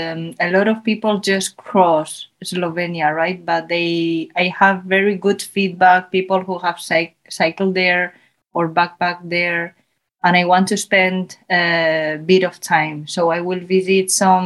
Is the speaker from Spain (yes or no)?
yes; Zaragoza, Aragon, Spain; first language Spanish; English is a second language; moved away as an adult; I was born in Spain. I grew up here.